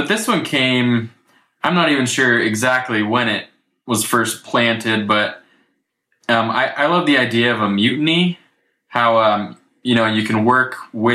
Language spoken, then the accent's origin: English; Dayton, Ohio, United States; I grew up in Ohio